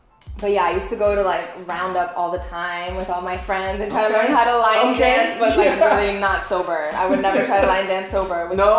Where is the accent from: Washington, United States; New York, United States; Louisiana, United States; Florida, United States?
Florida, United States; Miami Beach; also born or lived in Brazil / Plantation, Florida; I went to elementary school when I moved here from Brazil, and middle school in South Beach. Like, that's where I grew up. And it was a very Latin community. Everyone spoke Spanish, so it was like either really Latin or really Jewish.